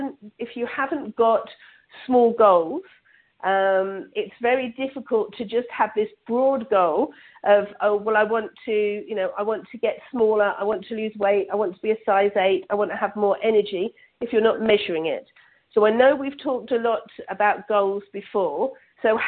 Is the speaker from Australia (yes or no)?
no; England, United Kingdom; now in Toronto, Canada; I'm originally from England, but now live in Canada, just outside of Toronto.